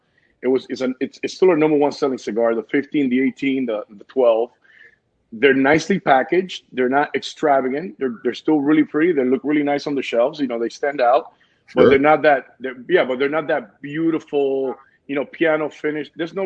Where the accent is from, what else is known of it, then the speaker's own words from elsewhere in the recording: Cuba; moved away; also born or lived in New Jersey, United States; I'm Cuban. I was raised in Jersey for 4 years, and my grandpa raised me with my mother and my grandma